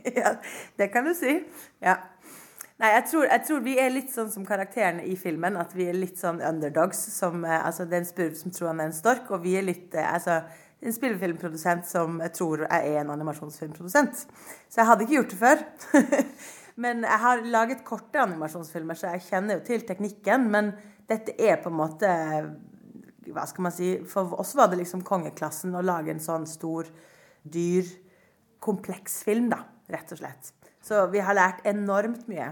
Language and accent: Norwegian; Norway; jeg er norsk